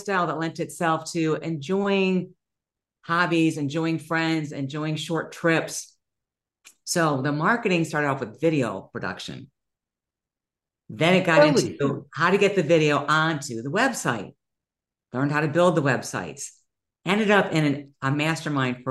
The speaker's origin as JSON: {"language": "English", "region": "Ohio", "country": "United States", "said": "I'm from Ohio"}